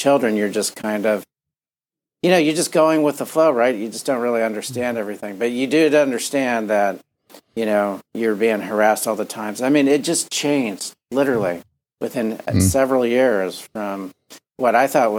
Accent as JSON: {"language": "English", "town": "Miami", "region": "Florida", "country": "United States", "tie": "born or raised there", "said": "I was very fortunate to grow up in Miami in a, you know, Cuban, Puerto Rican household"}